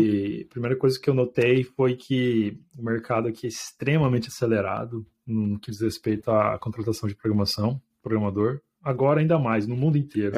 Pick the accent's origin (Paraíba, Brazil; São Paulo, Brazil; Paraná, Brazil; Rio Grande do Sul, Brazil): Paraná, Brazil; Londrina; moved away as an adult; now in London, United Kingdom; lá na minha cidade, Londrina